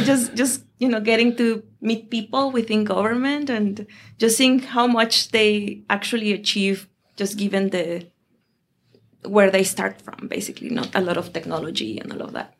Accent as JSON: {"language": "English", "region": "Mexico City", "country": "Mexico", "also_born_or_lived": "Europe / Asia", "moved": "as an adult", "lives_now": "Boston, United States", "said": "I am from Mexico"}